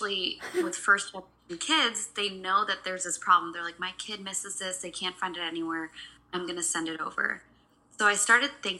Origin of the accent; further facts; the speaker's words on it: Seattle, Washington, United States; also born or lived in India (parents); I'm born and brought up here in America and moved to Seattle when I was 5, so I call Seattle my home.